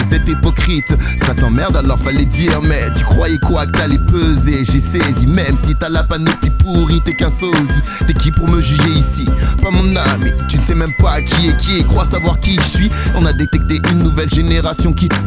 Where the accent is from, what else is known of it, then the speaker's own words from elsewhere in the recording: Sarcelles, Île-de-France, France; Je fais de l'impro, je viens de Sarcelles, y'a tous mes négros, j'improvise